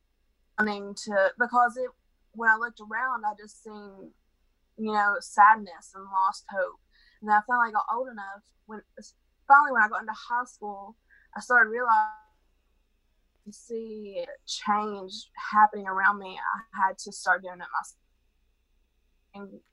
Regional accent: Kermit, West Virginia, United States; Not myself, but this area is very conservative. We are in the Bible Belt here. So in my town of Kermit, we have the population

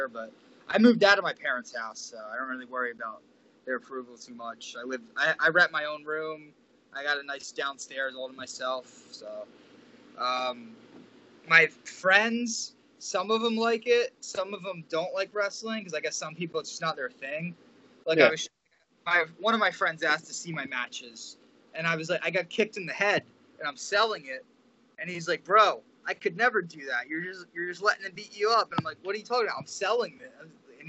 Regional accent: Manahawkin, New Jersey, United States; Manahawkin, New Jersey, by a Long Beach Island, the Jersey Shore area

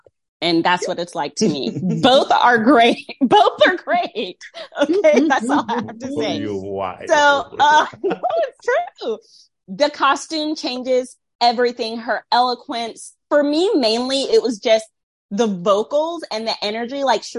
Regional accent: Southern US, United States; Also, I grew up in the Bible Belt with a somewhat suppressed sexuality.

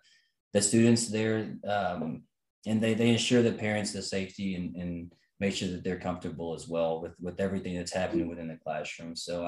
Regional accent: Huntsville, Texas, United States; And then, you know, and so Crystal and I, we came from Huntsville, Texas. It's a small town.

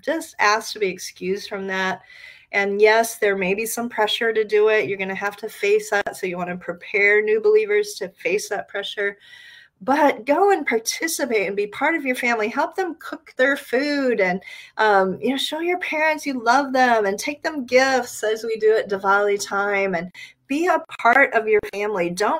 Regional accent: Nigeria; born there; also born or lived in Ghana / Liberia; As some of you know, I grew up in West Africa. I was born in Nigeria. My parents served in Ghana and Liberia and later in Malawi and Eritrea.

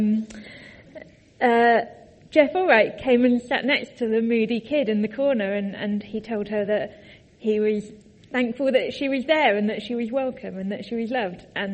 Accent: Tadley, South East England, United Kingdom; moved away as an adult; also born or lived in Cambridge; I grew up in Tadley.

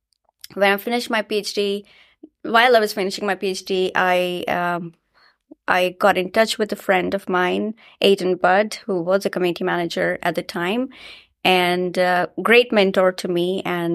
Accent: Ranchi, Jharkhand, India; I was in school in India, in my hometown in Ranchi, and I heard the word nanotechnology.

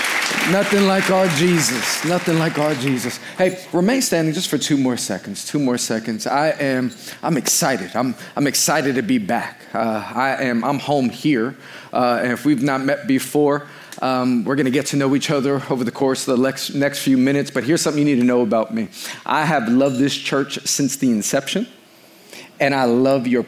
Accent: New York City, New York, United States; now in Long Island, United States; I was born and raised in Queens.

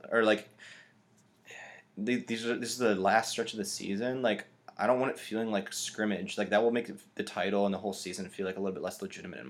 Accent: United States; even as an American

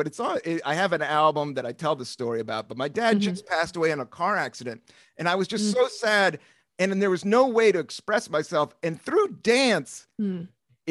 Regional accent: Washington, D.C., Appalachian Mountains, Southern Virginia, United States; I grew up in Washington, D.C. In the 70s. But we moved to the Appalachian Mountains in Southern Virginia, town of 5,000

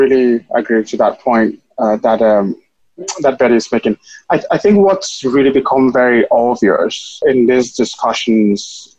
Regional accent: Cameroon; moved away as an adult; also born or lived in Minnesota / United Kingdom / Ann Arbor; now in Madison, United States; I'm originally from Cameroon, where I was actually born and raised until after high school.

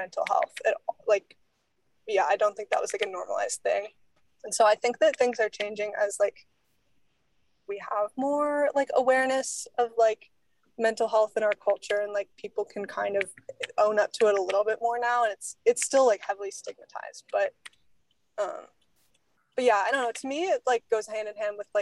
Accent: Alaska, United States; growing up in Alaska

